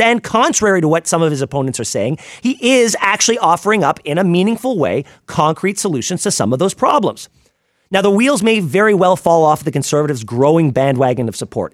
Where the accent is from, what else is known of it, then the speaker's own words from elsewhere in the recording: Ottawa, Ontario, Canada; Growing up in Ottawa